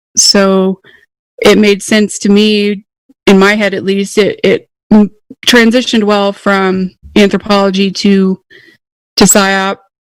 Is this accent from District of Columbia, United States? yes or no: no; southern Idaho, United States; I was born and raised in Idaho, middle of nowhere, southern Idaho.